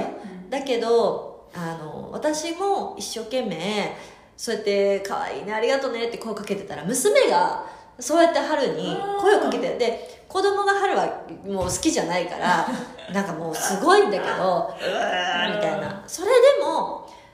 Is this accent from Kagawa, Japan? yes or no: no; Hokkaido, Japan; 私はねあの北海道出身ですが